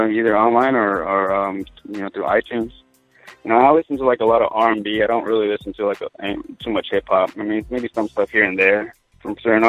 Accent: Oxnard, California, United States; moved away as an adult; now in Portland, United States; I'm from Oxnard, California, Southern California. It's like right between Santa Barbara and L.A.

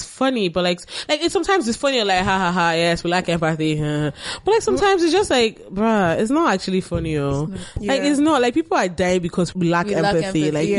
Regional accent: Lagos, Nigeria; when I grew up in Lagos

